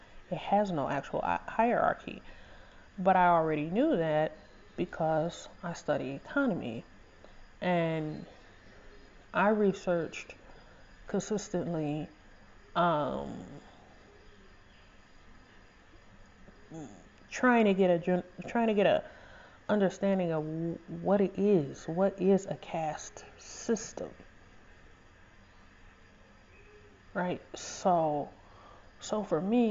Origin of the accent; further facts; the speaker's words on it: Detroit, Michigan, United States; also born or lived in North End, Detroit / Hamtramck; I was born and raised in Southwest Detroit